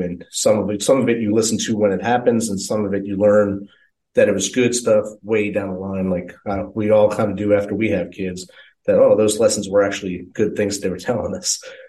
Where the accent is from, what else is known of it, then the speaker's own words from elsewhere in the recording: New Jersey, United States; moved away as an adult; Prior to that, my life had me in New Jersey. I grew up, born and raised in New Jersey for 22 and a half years of my life, basically. We grew up in a railroad apartment